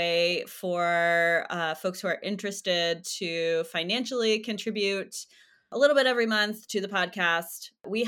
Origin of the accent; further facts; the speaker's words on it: Chicago, Illinois, United States; I'm in the Chicago area and I grew up in the Chicago area